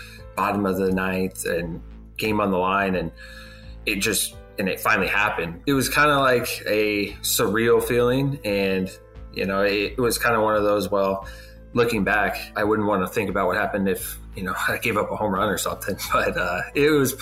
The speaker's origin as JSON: {"language": "English", "region": "Southern California", "country": "United States", "tie": "born or raised there", "moved": "as an adult", "said": "I'm from Southern California, born and raised there"}